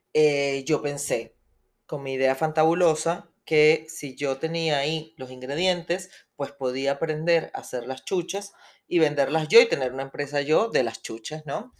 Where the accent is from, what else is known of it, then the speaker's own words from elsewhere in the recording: Venezuela; moved away as an adult; yo soy venezolana, nací en Venezuela